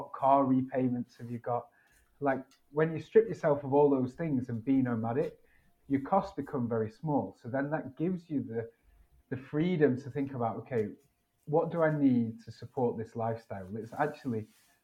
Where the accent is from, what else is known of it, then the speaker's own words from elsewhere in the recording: United Kingdom; moved away as an adult; I'm from Britain